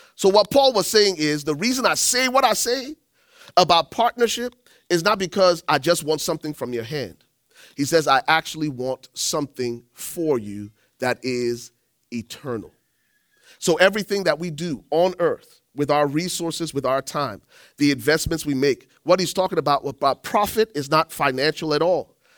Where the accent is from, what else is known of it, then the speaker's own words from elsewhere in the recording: Liberia; moved away; I'm from Liberia